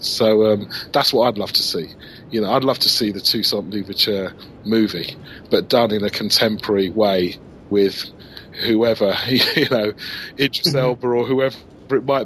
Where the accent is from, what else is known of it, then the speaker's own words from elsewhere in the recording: England, United Kingdom; a black kid growing up in England